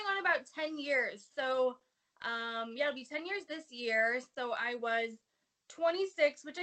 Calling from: San Diego, California, United States; Uh, sunny San Diego, where we're having like record highs in January.

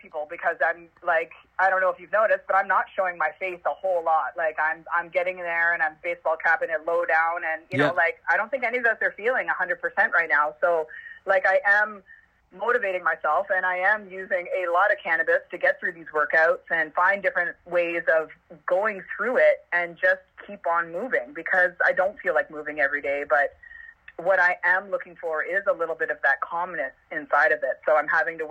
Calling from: Parkdale, Ontario, Canada; I'm from the basement in from Parkdale, Ontario, Canada. So I'm at home, of course.

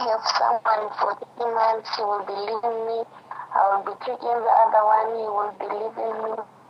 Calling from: Botswana; I'm calling from Botswana.

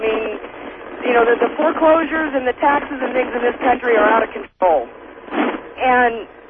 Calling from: Oregon, United States; I'm calling you from Eastern Oregon.

